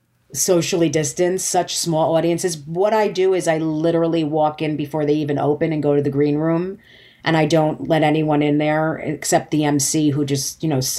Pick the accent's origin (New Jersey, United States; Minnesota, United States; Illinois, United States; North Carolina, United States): New Jersey, United States; even though she grew up in Maryland, I grew up in New Jersey.